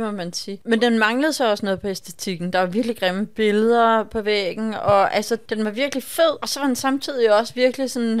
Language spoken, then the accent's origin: Danish; Copenhagen, Capital Region of Denmark, Denmark; vi kommer fra København